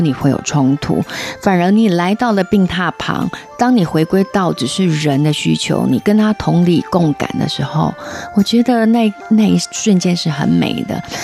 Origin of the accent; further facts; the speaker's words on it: Taiwan; also born or lived in Shanghai / Germany; now in Kuala Lumpur, Malaysia; 我其实是用台湾媳妇的